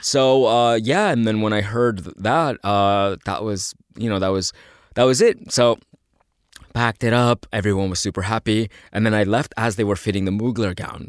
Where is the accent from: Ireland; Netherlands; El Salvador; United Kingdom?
El Salvador; "Oh, El Salvador."